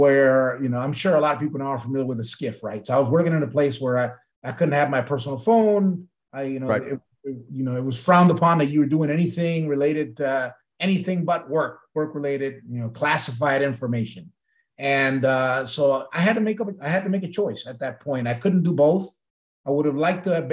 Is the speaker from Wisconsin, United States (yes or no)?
yes; Milwaukee, Wisconsin, United States; also born or lived in Puerto Rico; I was born in Puerto Rico, raised in Milwaukee, Wisconsin.